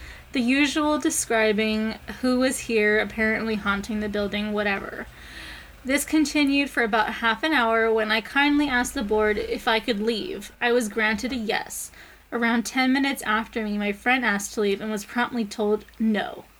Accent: Edinburgh, Scotland, United Kingdom; Anyway, so I'm from Edinburgh, and it is famous for its underground haunted city.

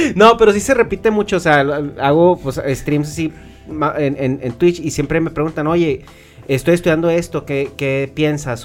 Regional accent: Chihuahua, Mexico; nosotros somos de Chihuahua

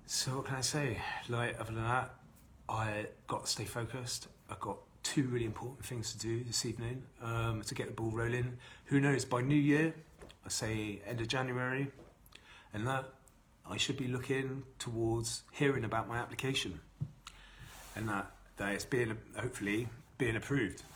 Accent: Bath, South West England, United Kingdom; here in my hometown, this is where I was born and raised in Bath. I've been here all my life.

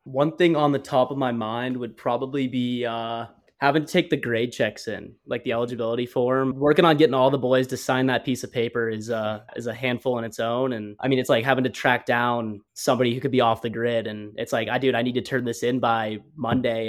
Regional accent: Phoenix, Arizona, United States; Growing up in Phoenix, Scottsdale area, I pretty much played all over the all over the valley

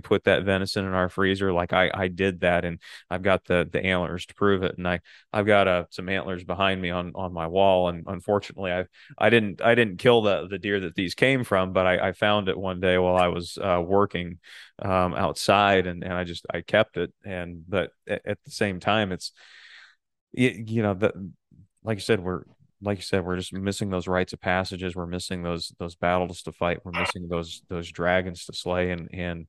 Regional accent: Michigan, United States; I'm growing up in Michigan

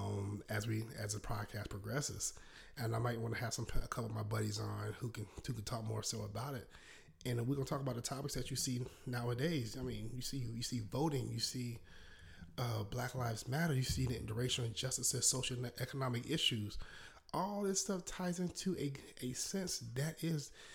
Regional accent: South Carolina, United States; accent: Southern drawl; you might not hear a little Southern drawl in my voice, because I'm born and raised in South Carolina.

